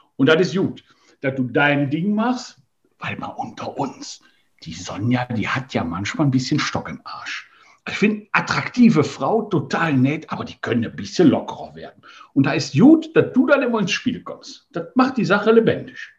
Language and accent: German; Rhineland, Germany; bei uns im Rheinland